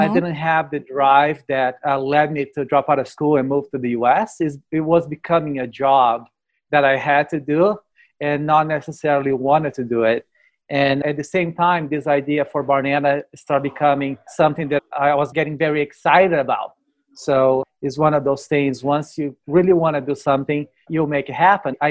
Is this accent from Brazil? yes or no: yes; Brazil; now in United States; I am from Brazil